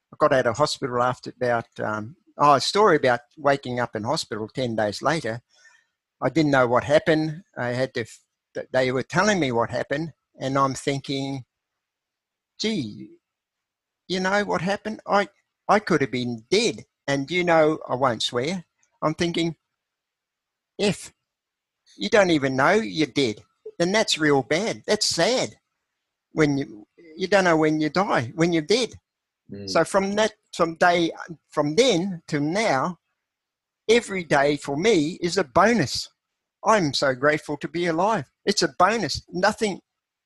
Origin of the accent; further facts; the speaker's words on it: New Zealand; moved away; also born or lived in Australia; I left the farm at age 15, a dairy farm where I was brought up in New Zealand